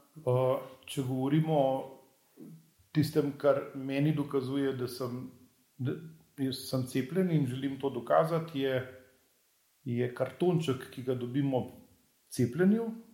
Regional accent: Upper Carniola, Slovenia; jaz sem sicer gorenc

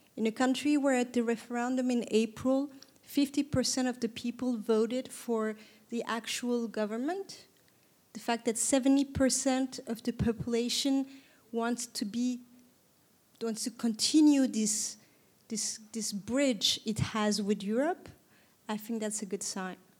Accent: Istanbul, Turkey; I was born and raised in Istanbul.

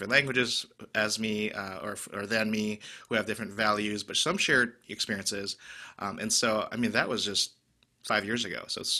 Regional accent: Wisconsin, United States; moved away as an adult; growing up in Wisconsin in mostly white contexts, knowing I was Hmong American, speaking Hmong to my parents, but then not really having other fellow Asian Americans, right, to have community with.

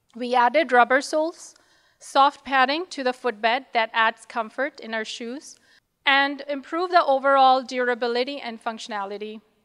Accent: Pakistan; moved away; We're also originally from Pakistan

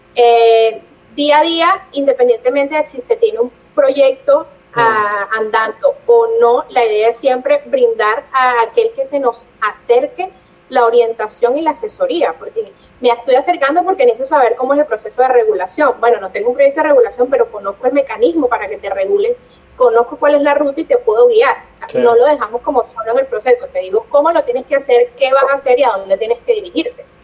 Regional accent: Caracas, Capital District, Venezuela; moved away as an adult; now in Barranquilla, Colombia; yo soy de Caracas, yo amo mi ciudad

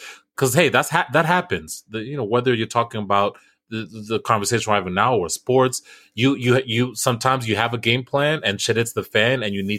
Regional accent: United States; At the end of the day, I'm still American.

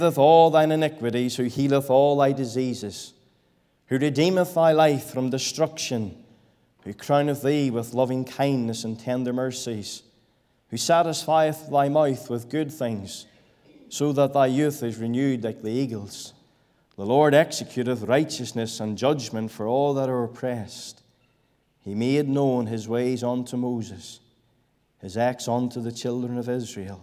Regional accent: Bellaghy, Northern Ireland, United Kingdom; I was born and raised in Balake

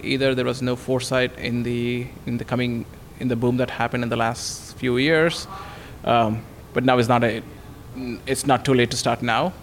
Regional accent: India; moved away as an adult; also born or lived in Redmond; now in Bellevue, United States; I grew up in India, came here for my master's

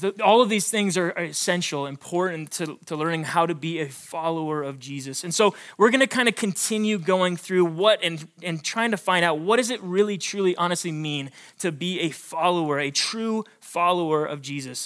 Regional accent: Billings, Montana, United States; I was born and raised in Billings, Montana.

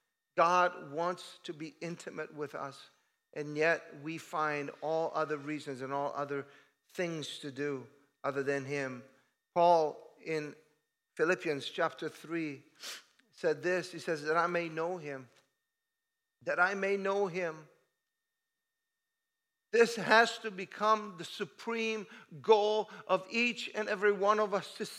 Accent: Italy; moved away as an adult; I moved from Italy in 1986, that was a long time ago

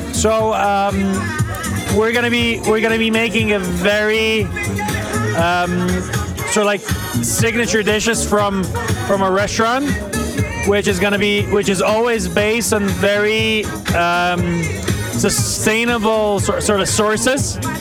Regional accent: Slovenia; We're coming from Slovenia, from the restaurant Grich.

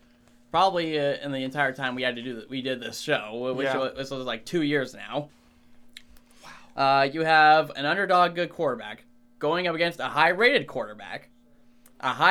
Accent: New England, United States; I am from New England

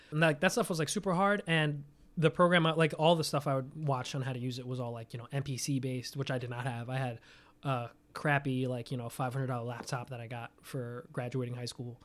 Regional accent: New York City, New York, United States; I'm from Staten Island. I, I lived in Staten Island since I was nine

